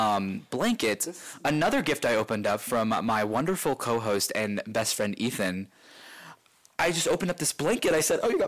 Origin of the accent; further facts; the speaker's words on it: Ohio, United States; moved away; I'm from Ohio